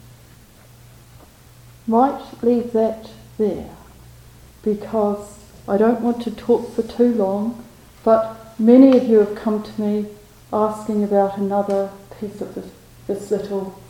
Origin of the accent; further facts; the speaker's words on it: New Zealand; moved away; my home country, where I hadn't been for a long time